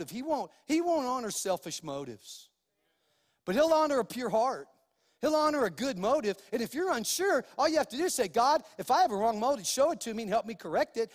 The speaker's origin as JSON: {"language": "English", "region": "New Mexico", "country": "United States", "tie": "born or raised there", "also_born_or_lived": "California", "said": "And so, even though I was born in Cali, I, I claim New Mexico as my home. And so, because this is where I've lived most of my life"}